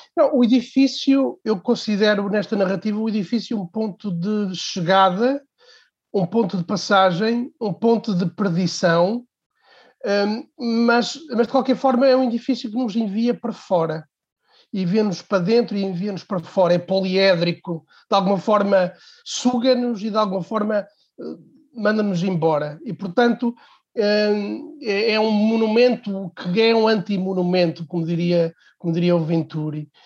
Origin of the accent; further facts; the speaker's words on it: Portugal; Eu sou de uma cidade pequena, sou de Real, uma cidade hum, parada no tempo